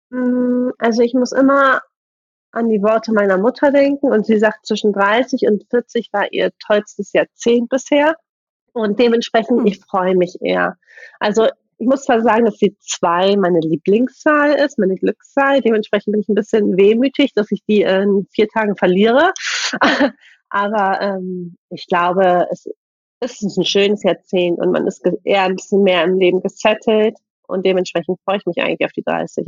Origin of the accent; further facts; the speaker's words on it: Bremen, Germany; ich bin ja Bremerin